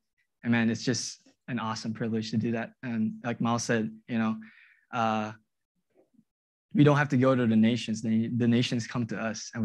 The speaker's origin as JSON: {"language": "English", "country": "Malaysia", "moved": "as an adult", "lives_now": "Kansas City, United States", "said": "I'm from Malaysia. And I'm an international student"}